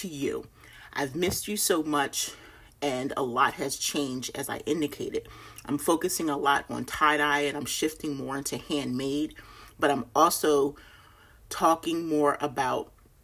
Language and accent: English; Philadelphia, Pennsylvania, United States; moved away as an adult; also born or lived in Delaware; now in North Carolina, United States; I was born and raised in Philly, and I lived in Delaware for 9 years with my husband